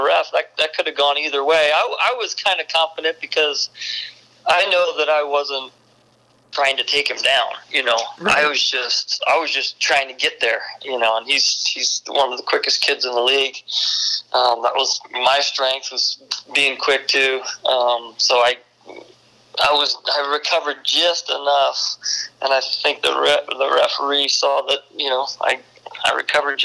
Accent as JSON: {"language": "English", "region": "East Coast", "country": "United States", "said": "I'm from the East Coast"}